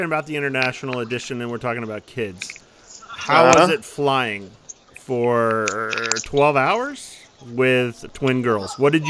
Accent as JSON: {"language": "English", "country": "Netherlands", "tie": "born or raised there", "moved": "yes"}